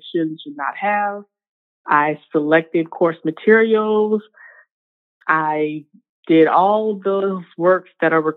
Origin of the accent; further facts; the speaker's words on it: Richmond, Virginia, United States; also born or lived in North Carolina; I am born and raised in Richmond, Virginia, the second capital of the Confederacy.